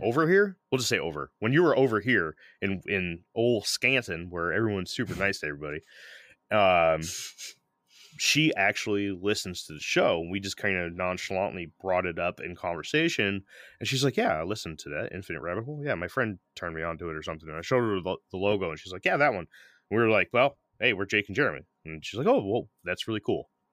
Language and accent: English; St. Petersburg, Florida, United States; I'm from Saint Pete